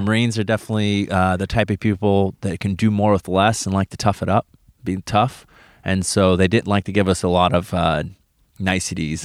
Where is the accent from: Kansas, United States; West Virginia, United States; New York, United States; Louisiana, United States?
Kansas, United States; Wichita; moved away as an adult; Came from Wichita, Kansas. That's where I was born and raised.